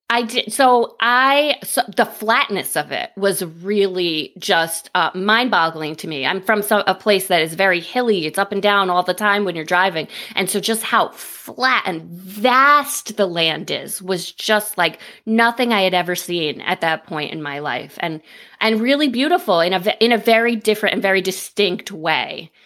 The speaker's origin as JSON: {"language": "English", "region": "upstate New York", "country": "United States", "tie": "born or raised there", "said": "I am from upstate New York, about ninety minutes north"}